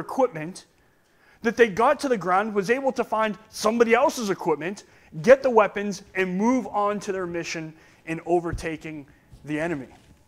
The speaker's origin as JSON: {"language": "English", "town": "Oxford", "region": "Massachusetts", "country": "United States", "said": "Where I'm from, I'm just from Oxford, Massachusetts. That's all I'm from."}